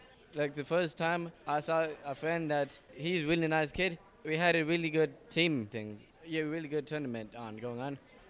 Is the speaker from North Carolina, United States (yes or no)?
yes; North Carolina, United States; I'm from Team NC, representing North Carolina.